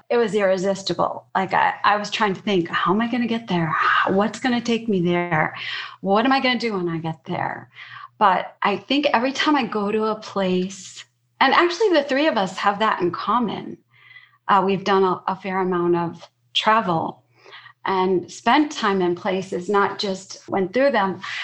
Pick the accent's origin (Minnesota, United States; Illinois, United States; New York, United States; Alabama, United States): Illinois, United States; Chicago; I grew up in Chicago